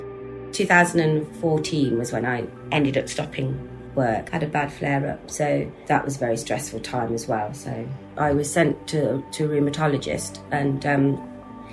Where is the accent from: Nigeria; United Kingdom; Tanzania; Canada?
United Kingdom; Leicestershire, East Midlands; I'm 55 years old, and I was born and live in Leicestershire